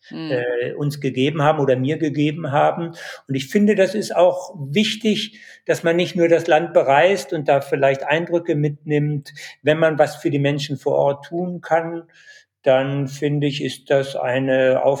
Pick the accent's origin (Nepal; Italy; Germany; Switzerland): Nepal; Dolpo, Karnali Province; Ich war zehn Jahre äh, lang nicht in Apadolpo, aber deine Bilder, ja, die lassen mich das Apadolpo, meine Heimat, nochmal neu erleben.